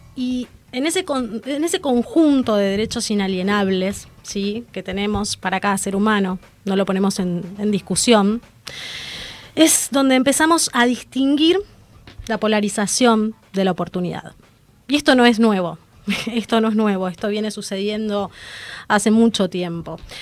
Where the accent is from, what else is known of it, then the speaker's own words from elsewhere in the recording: Argentina; como ciudadana argentina